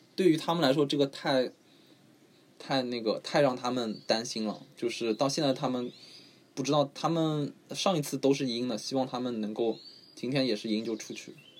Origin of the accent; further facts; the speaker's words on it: Shanghai, China; 我是上海人